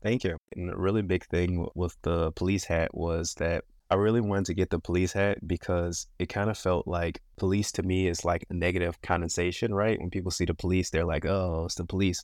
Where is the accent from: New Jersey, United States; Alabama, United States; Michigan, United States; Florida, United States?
Michigan, United States; born and raised, born and raised in Michigan